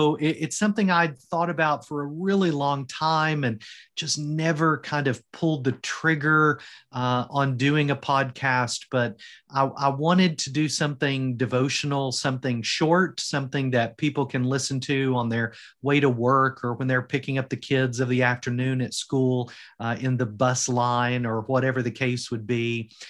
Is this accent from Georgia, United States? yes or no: no; Kentucky, United States; moved away as an adult; now in Porthcawl, United Kingdom; Now, how did we come from Eastern Kentucky, the Appalachian Mountains, to Wales?